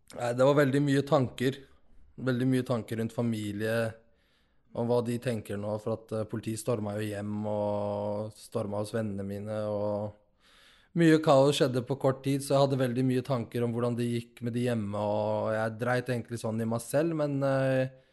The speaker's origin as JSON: {"language": "Norwegian", "town": "Nador", "region": "Oriental", "country": "Morocco", "moved": "yes", "lives_now": "Norway", "said": "Nador, der jeg er fra"}